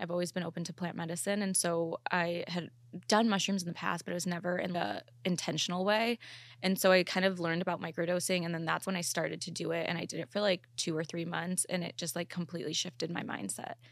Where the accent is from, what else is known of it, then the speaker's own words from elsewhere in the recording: Chicago, Illinois, United States; moved away; also born or lived in Ohio / Columbus; I'm actually not from Ohio, though. I'm from Chicago, but I lived in Ohio for, like, eight years